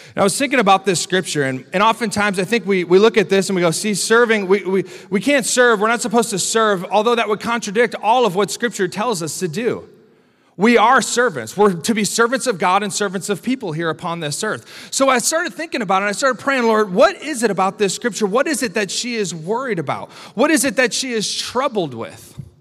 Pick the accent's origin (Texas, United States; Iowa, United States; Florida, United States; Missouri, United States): Iowa, United States; now in Grand Rapids, United States; I'm from Iowa